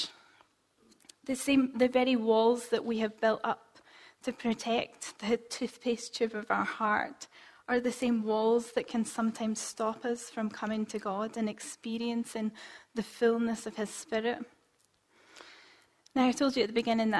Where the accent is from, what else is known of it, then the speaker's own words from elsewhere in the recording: Scotland, United Kingdom; as Scottish people